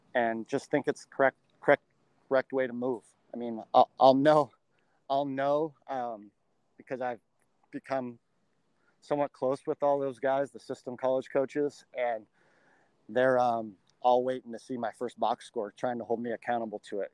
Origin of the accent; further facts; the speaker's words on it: La Verne, California, United States; I grew up in Southern California in the Laverne, Laverne area